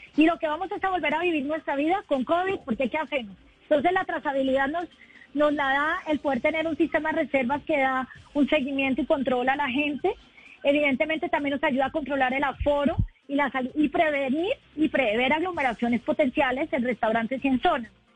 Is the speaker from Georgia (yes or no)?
no; Bogotá, Colombia; Yo creo que los bogotanos estamos listos para gozándolo también